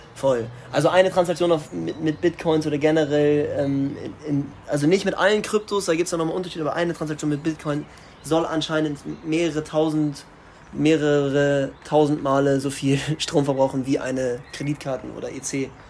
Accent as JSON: {"language": "German", "town": "Starnberg", "region": "Bavaria", "country": "Germany", "said": "ich komme aus Starnberg"}